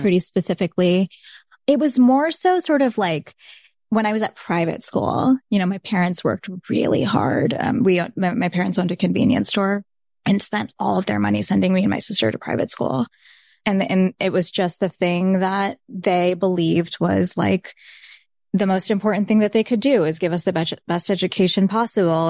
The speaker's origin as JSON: {"language": "English", "area": "Saint Lucie County", "region": "South Florida", "country": "United States", "tie": "born or raised there", "first_language": "Bengali", "second_language": "English", "moved": "yes", "said": "I grew up in Saint Lucie County"}